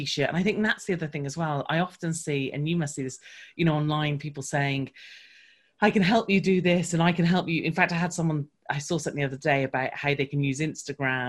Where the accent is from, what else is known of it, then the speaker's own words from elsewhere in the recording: United Kingdom; because I'm British